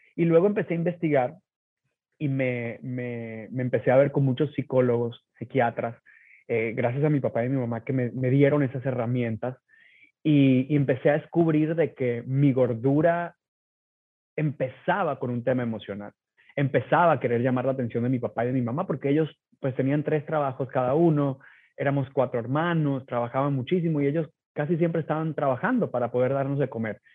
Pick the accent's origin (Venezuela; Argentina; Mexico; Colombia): Venezuela; moved away as an adult; now in United States; yo nací en Venezuela